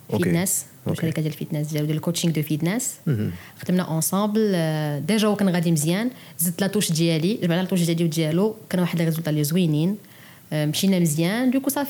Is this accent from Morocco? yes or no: yes; Morocco; انا في المغرب انا مغربي